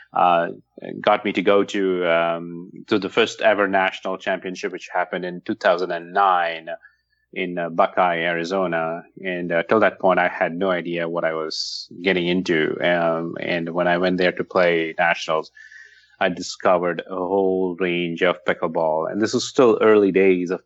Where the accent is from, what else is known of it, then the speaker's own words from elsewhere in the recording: France; moved away as an adult; also born or lived in Paris / Seattle area; now in Seattle, United States; I'm originally from France